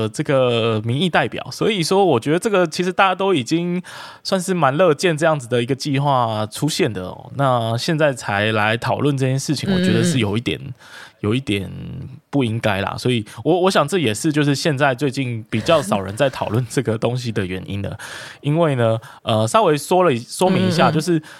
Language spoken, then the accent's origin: Chinese; Kaohsiung, Taiwan; 哎，这就是我们高雄人的事情啊，其他其他外地人就别管这样。